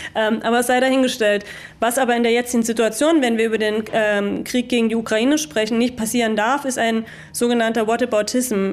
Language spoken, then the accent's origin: German; Görlitz, Saxony, Germany; ich bin halt aus Görlitz